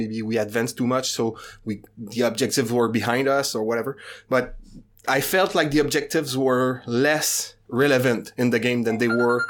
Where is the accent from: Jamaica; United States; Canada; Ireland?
Canada; Yeah, I'm French Canadian.